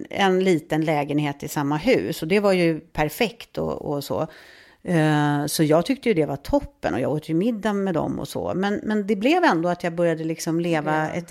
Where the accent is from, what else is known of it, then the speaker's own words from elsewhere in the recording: Stockholm, Stockholm County, Sweden; Ja, jag växte upp i Stockholm.